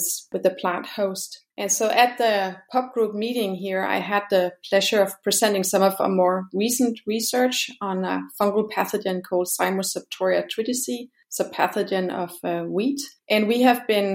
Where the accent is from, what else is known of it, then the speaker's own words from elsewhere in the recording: Denmark; also born or lived in Brazil / Switzerland; now in Kiel, Germany; I am originally from Denmark.